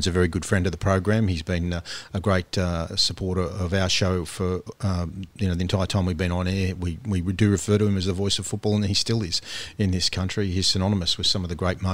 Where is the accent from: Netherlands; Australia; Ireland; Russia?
Australia